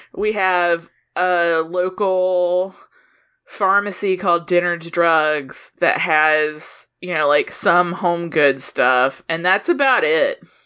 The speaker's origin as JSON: {"language": "English", "town": "Soperton", "region": "Georgia", "country": "United States", "tie": "born or raised there", "moved": "yes", "said": "I'm from Soperton, Georgia, which is a super small town in South Georgia"}